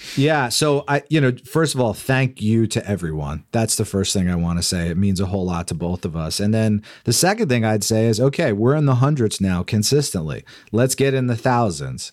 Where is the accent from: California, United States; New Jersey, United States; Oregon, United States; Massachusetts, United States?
New Jersey, United States; Freehold; I grew up in New Jersey